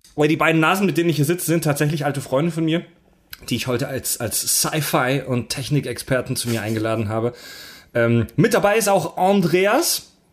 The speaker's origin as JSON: {"language": "German", "town": "Eisingen", "region": "Baden-Württemberg", "country": "Germany", "tie": "born or raised there", "moved": "yes", "lives_now": "Hamburg, Germany", "said": "Ich bin heute im ganz tiefen Baden-Württemberg in meiner alten Heimat. Wir befinden uns in Eisingen"}